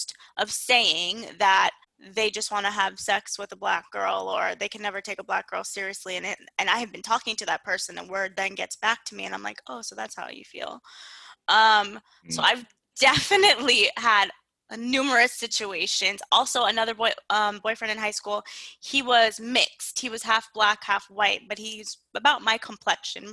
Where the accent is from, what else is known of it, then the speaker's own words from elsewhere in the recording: South Florida, United States; I grew up in South Florida, and South Florida is very diverse